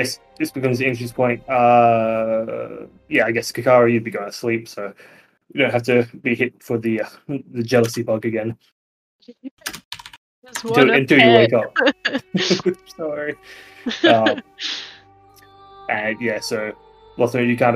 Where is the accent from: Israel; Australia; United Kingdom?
Australia; we're Australian